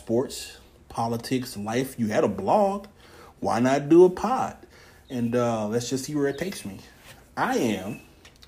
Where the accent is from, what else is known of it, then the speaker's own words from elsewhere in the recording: Houston, Texas, United States; moved away; I'm from Houston, so therefore I'm a Houston Texans fan.